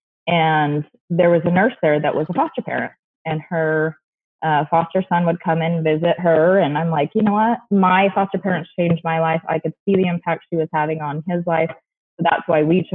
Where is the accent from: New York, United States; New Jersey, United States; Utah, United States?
Utah, United States; St. George; also born or lived in Mesa, Arizona; I moved to St. George, Utah when I was 8